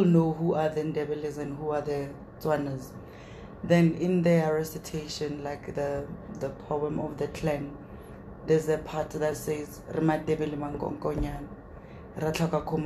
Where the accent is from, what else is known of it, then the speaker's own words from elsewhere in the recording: Fafung, North West, South Africa; I grew up in the outskirts of Northwest in a community called Fafung